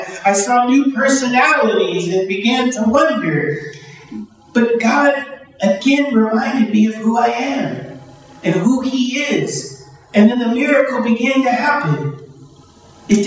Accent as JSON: {"language": "English", "town": "Chicago", "region": "Illinois", "country": "United States", "also_born_or_lived": "Breton, Alberta, Canada", "moved": "as an adult", "said": "I was from Chicago, 6 million people."}